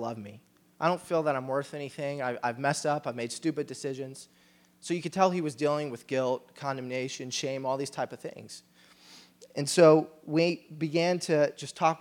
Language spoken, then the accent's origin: English; Kentucky, United States; we're from America, we're from Kentucky.